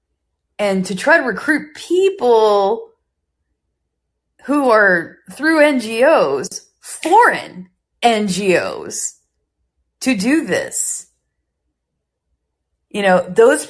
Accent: United States; I'm an American

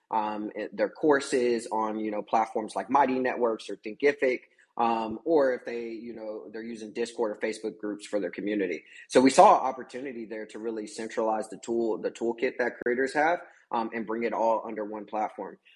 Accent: Kansas, United States; I'm originally from Kansas

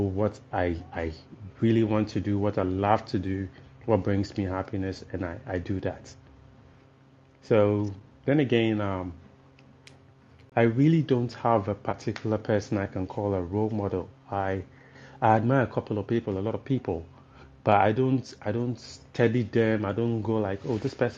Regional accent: Tema, Greater Accra, Ghana; I'm just a young gentleman, born and raised in Tema.

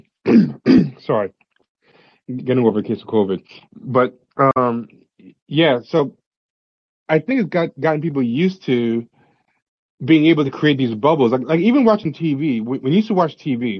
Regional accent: New York, United States; I was a black kid growing up in New York

